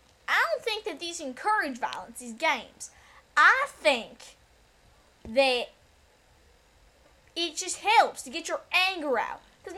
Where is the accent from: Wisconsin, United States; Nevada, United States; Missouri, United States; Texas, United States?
Texas, United States; Southern Texas, around the area where they filmed Texas Chainsaw Massacre.